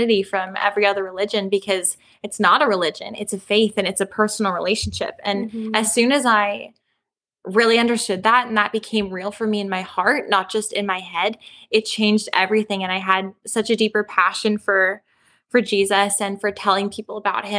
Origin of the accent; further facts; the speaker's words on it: Calgary, Alberta, Canada; I'm from Calgary, Alberta